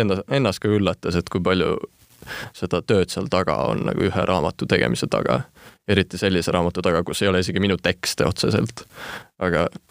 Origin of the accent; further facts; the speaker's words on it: Estonia; first language Estonian and Finnish; ma olen siis ikkagi eestlane, Eestis sündinud, kuid mu isapoolne suguvõsa ja kõik sealt on soomlased ja jah, nii eesti kui soome keel on mu emakeeled